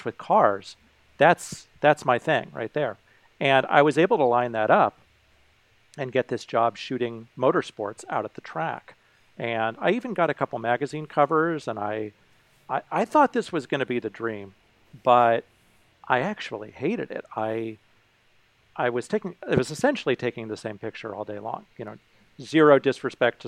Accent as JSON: {"language": "English", "town": "Carmel", "region": "California", "country": "United States", "tie": "born or raised there", "said": "I grew up in Carmel, California"}